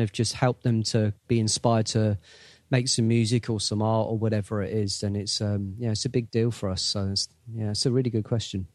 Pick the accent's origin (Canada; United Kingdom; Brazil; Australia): United Kingdom; England; we're from England